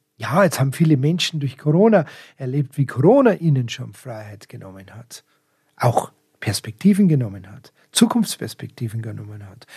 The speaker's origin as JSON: {"language": "German", "town": "Munich", "region": "Bavaria", "country": "Germany", "tie": "born or raised there", "said": "Ich bin ein Münchner Stadtkind"}